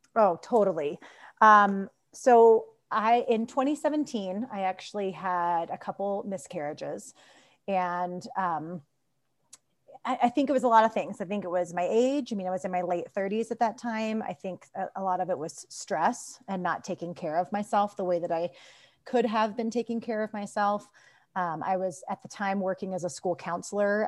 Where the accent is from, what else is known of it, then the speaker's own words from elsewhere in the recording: Kentucky, United States; moved away as an adult; also born or lived in Boulder, Colorado / Denver, Colorado; now in Golden, United States; I grew up in Kentucky